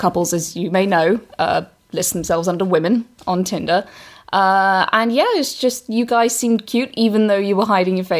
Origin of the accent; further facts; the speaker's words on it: England, United Kingdom; accent: English; I'm English